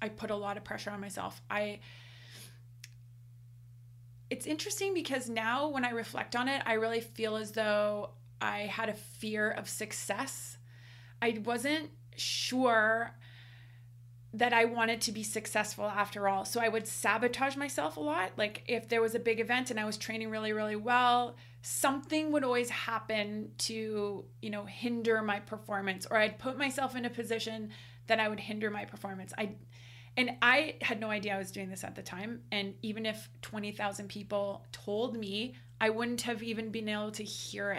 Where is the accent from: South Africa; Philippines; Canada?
Canada; in Canada here, we competed a lot. I mean, we are Canadian after all